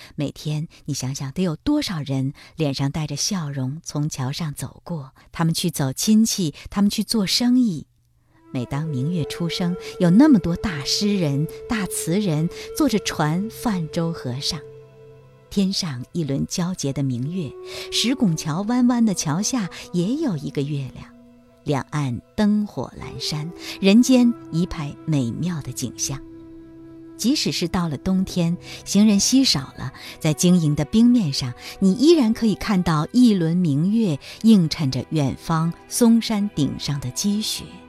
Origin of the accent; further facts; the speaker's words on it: China; 我们中国人